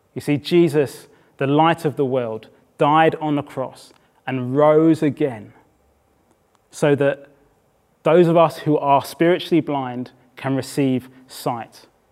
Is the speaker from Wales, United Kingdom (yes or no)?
no; Brighton, South East England, United Kingdom; moved away; also born or lived in Oxford / South East London; I had moved from Oxford, I grew up in Brighton